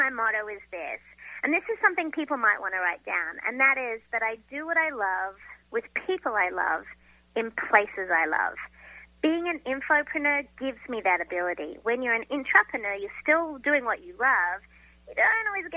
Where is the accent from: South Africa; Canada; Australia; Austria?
Australia; now in United States; being an Australian living in America and a recent American citizen